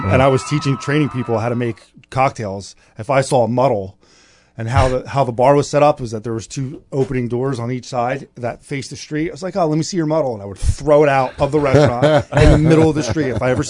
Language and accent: English; South Florida, United States; because I'm from South Florida.